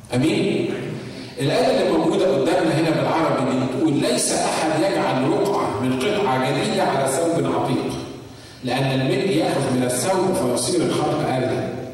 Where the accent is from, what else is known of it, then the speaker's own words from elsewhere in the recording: Egypt; now in United States; عندنا في مصر